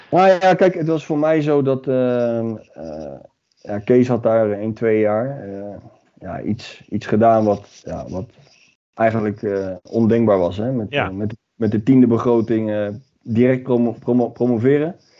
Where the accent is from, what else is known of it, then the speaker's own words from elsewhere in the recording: The Hague, South Holland, Netherlands; Ik kom uit Den Haag